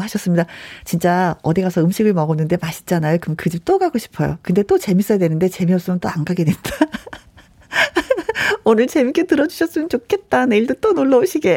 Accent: Jeolla, South Korea; 저도 전라도거든요

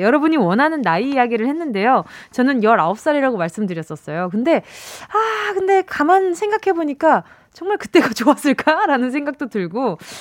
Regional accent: Busan, South Korea; moved away; 제가 고향이 부산인데도

